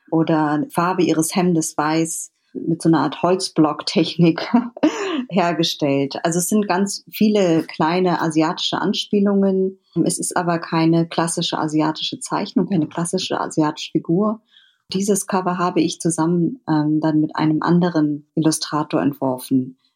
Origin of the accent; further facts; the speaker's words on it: Berlin, Germany; Ich bin auch in Berlin aufgewachsen